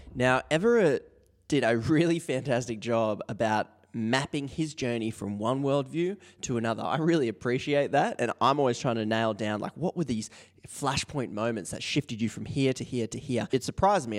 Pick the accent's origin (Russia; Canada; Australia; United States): Australia; as an Australian